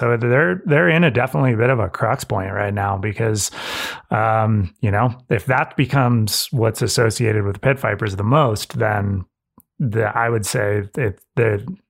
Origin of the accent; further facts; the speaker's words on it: Santa Cruz, California, United States; I know, growing up in Santa Cruz, I went to a high school of like 2,000 kids and it was half Hispanic.